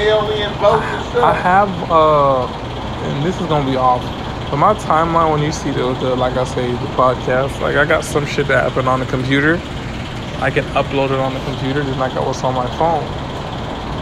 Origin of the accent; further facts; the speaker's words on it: Miami, Florida, United States; when I was young as a kid down in Miami